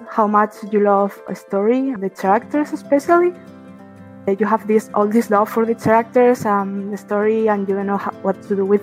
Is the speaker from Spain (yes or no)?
yes; Spain; I'm from Spain.